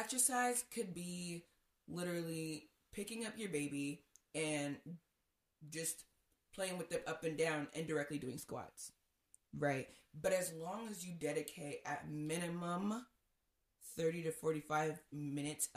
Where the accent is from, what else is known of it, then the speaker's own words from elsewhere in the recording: Nigeria; I'm Nigerian.